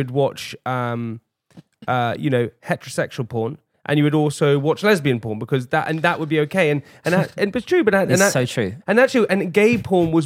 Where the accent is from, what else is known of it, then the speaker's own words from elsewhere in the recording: London, United Kingdom; We grew up in London.